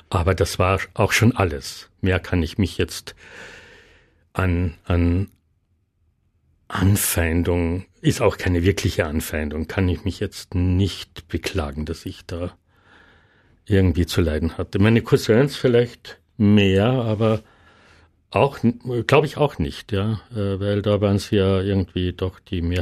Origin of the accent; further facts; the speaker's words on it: Klagenfurt, Carinthia, Austria; wir sind in Klagenfurt aufgewachsen mit einer Tiroler, Osttiroler Mutter. Dadurch war das Slowenische eher nur bei den verwandten Besuchen äh, im Rosental üblich, aber in Klagenfurt im Familienkreis nicht so sehr.